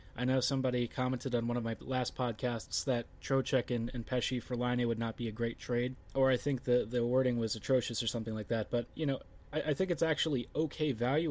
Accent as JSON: {"language": "English", "town": "Baltimore", "region": "Maryland", "country": "United States", "said": "I'm from Baltimore"}